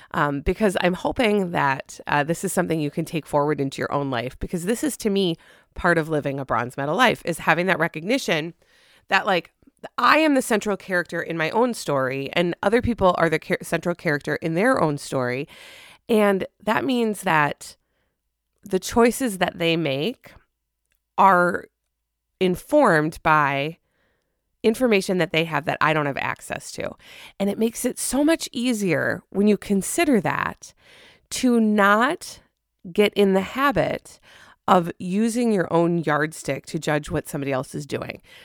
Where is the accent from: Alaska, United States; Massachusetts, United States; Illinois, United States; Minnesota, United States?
Minnesota, United States; as a Minnesotan